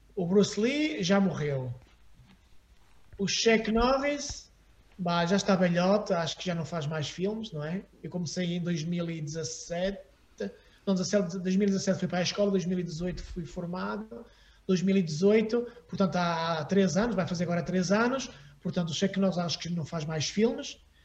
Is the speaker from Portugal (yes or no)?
yes; Porto, Norte, Portugal; moved away as an adult; also born or lived in Aveiro / Paris / Los Angeles; eu também tinha família no Porto. E então, depois da minha mãe morrer, eu fiquei sozinho com o meu pai uh, em Aveiro e a minha família veio buscar para o Porto